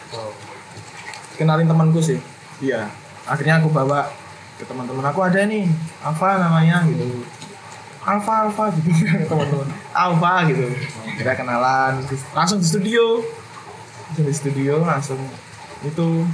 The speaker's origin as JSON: {"language": "Indonesian", "town": "Kediri", "region": "East Java", "country": "Indonesia", "moved": "as an adult", "lives_now": "Yogyakarta, Indonesia", "said": "saya aslinya Kediri loh hmm. Kediri Jawa Timur"}